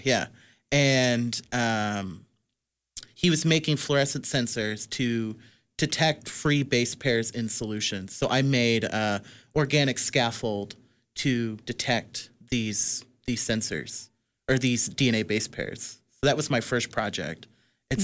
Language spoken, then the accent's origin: English; Midwest, United States; I'm a Midwesterner